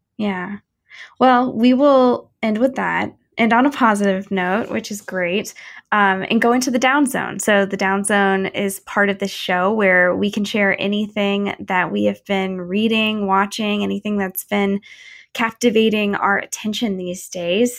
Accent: St. Louis, Missouri, United States; my hometown in Saint Louis

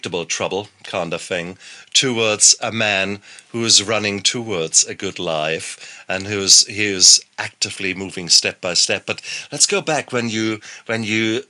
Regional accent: Germany; moved away; I come from Germany

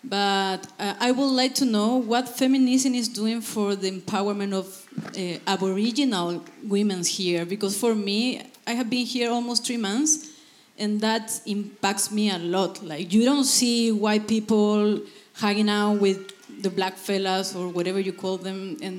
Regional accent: Chile; moved away as an adult; now in Australia; I am from Chile, South America, very far away.

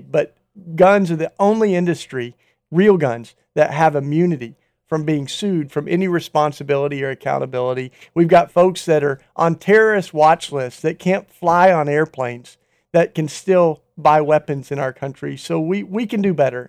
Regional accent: Tennessee, United States; where I grew up in Tennessee

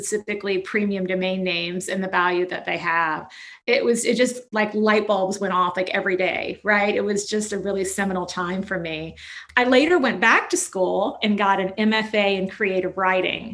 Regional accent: Lexington, Kentucky, United States; moved away as an adult; also born or lived in New York; I'm originally from Lexington, Kentucky

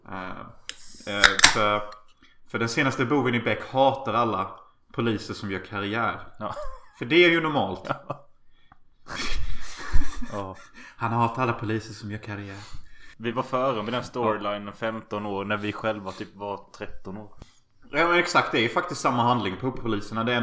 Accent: Gothenburg, Västra Götaland, Sweden; Åh, fan jag kommer från Göteborg.

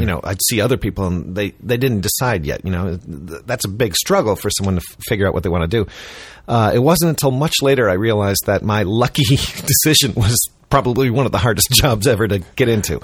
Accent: Chicago, Illinois, United States; I grew up in Chicago

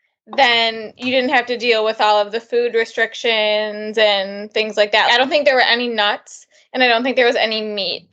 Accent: Midwest, United States; We're from the Midwest, and we're just like some corn-fed girls

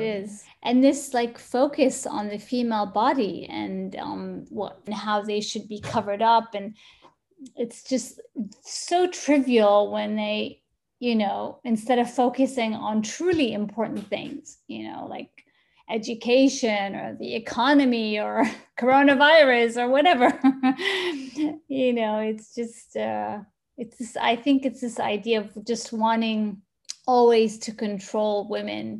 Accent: Sana'a, Amanat Al Asimah, Yemen; also born or lived in United States; now in Dubai, United Arab Emirates; I'm from Sana'a

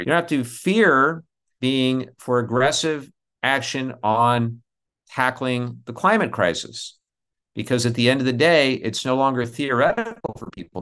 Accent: Southern California, United States; where I grew up in Southern California. We grew up in the era of the smog alerts

